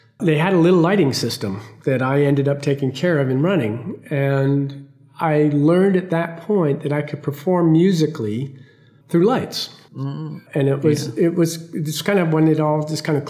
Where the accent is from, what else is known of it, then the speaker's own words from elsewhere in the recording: Rhode Island, United States; I grew up in Rhode Island